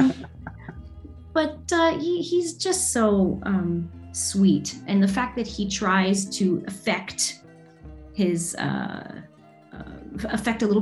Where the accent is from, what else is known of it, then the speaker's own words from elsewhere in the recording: Toronto, Ontario, Canada; also born or lived in Windsor, Ontario; now in San Francisco, United States; I was born in Windsor, Ontario, but went to school in Toronto. So I was there for quite a while before moving to San Francisco